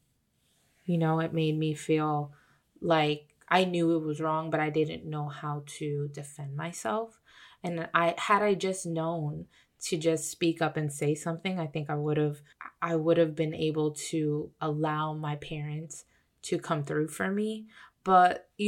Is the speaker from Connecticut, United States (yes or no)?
yes; Bridgeport, Connecticut, United States; been brought up here in Bridgeport, Connecticut, good old Bridgeport, Connecticut, I was born in St. Vincent's Hospital